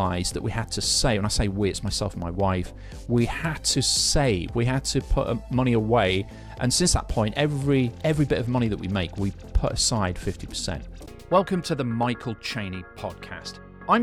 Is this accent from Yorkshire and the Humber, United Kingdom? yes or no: yes; Yorkshire and the Humber, United Kingdom; We're from Yorkshire in England